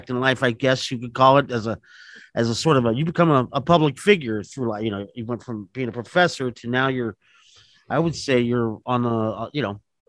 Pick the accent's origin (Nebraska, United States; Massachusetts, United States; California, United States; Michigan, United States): California, United States; West Covina; also born or lived in Van Nuys; It's funny because I've lived in Van Nuys. I grew up near Claremont. I grew up in West Covina as a kid.